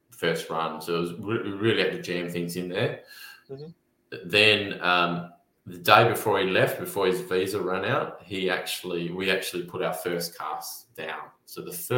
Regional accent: Narrogin, Western Australia, Australia; towns like Narrogin, where I'm from, or Highbury, or Bruce Rock

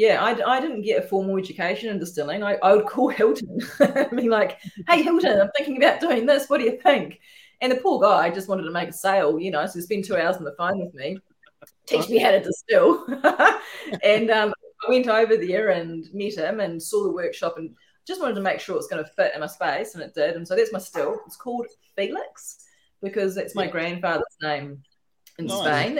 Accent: New Zealand; now in Northern NSW, Australia; I'm a Kiwi

